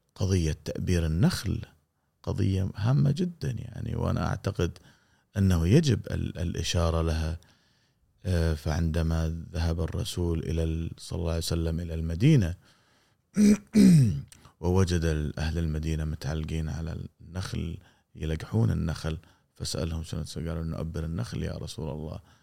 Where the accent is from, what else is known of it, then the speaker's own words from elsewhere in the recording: Kuwait; انت كويتي مثلي